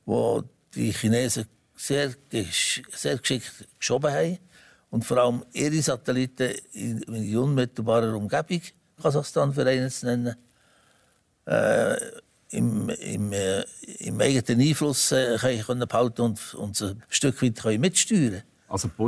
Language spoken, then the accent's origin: German; Switzerland; da kann man als Schweizer nur sagen